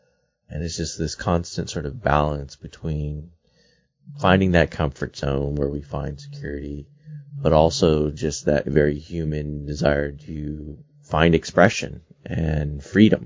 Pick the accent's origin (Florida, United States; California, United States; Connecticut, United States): California, United States; San Francisco; I was born in San Francisco.